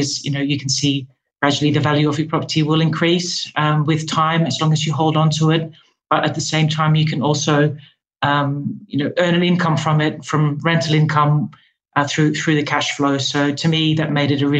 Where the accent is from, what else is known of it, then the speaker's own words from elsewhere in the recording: Netherlands; moved away as an adult; now in London, United Kingdom; I'm from the Netherlands originally. I moved to London about 6 years ago